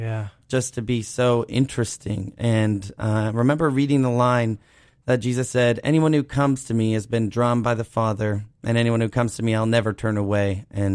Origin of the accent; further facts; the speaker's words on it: Cape Cod, Massachusetts, United States; So I'm from Cape Cod originally.